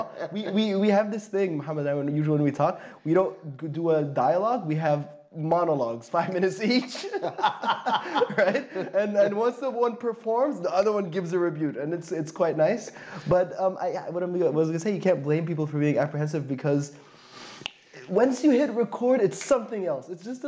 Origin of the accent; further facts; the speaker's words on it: Syria; also born or lived in Saudi Arabia / Slovakia; now in Berlin, Germany; I come from Syria, but I lived in Saudi Arabia, Slovakia, and a few other places, actually, before settling into this beautiful German, non-German city that is Berlin.